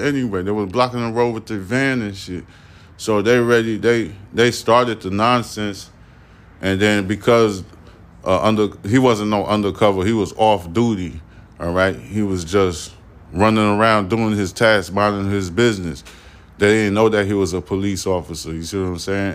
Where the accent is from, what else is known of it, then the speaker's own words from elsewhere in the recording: New York City, New York, United States; I'm a New Yorker